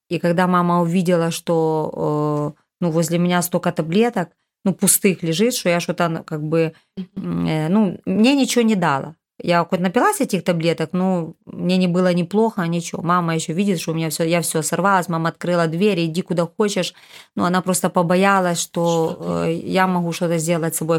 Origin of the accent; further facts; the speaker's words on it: Rivne, Rivne Oblast, Ukraine; я из Ровно